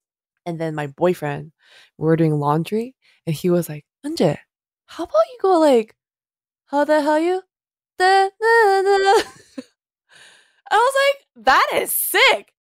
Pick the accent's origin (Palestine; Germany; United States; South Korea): South Korea; Was born and raised in Korea